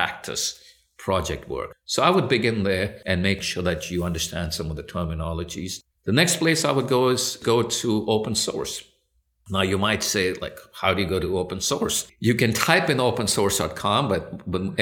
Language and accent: English; India; also born or lived in United Kingdom; now in United States; I was born in the U.K., so I have a birthright to British citizenship. My parents are Indian, and I grew up in India